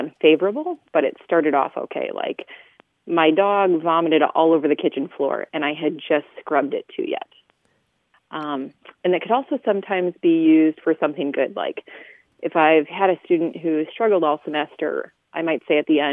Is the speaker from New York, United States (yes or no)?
no; South Central Minnesota, United States; now in Toledo, United States; I'm originally from South Central Minnesota.